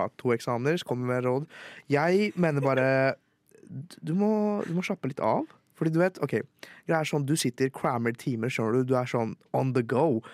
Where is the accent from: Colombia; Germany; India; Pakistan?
India; also born or lived in Bahrain; now in Norway; Jeg er egentlig fra India, født og oppvokst der.